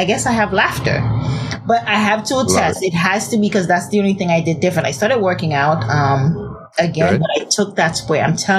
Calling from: San Diego, California, United States; San Diego.

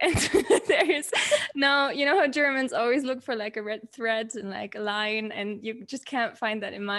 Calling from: Aguascalientes, Mexico; So I am sitting in Aguas Calientes, which is in the center of Mexico.

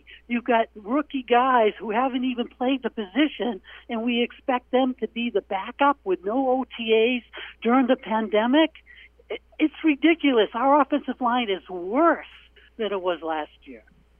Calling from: Portland, Maine, United States; It's …, Portland, Maine.

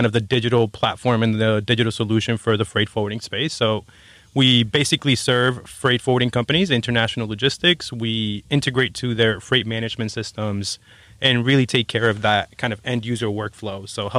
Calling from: Seattle, Washington, United States; I'm actually coming in from Seattle.

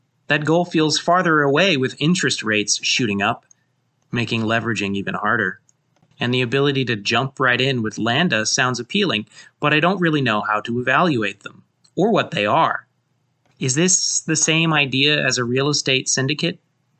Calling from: St. Louis, Missouri, United States; I'm reaching out from St. Louis.

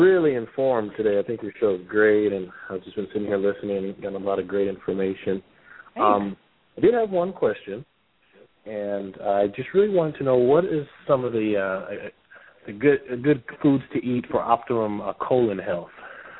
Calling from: San Diego, California, United States; I'm actually calling from Mission Valley, San Diego.

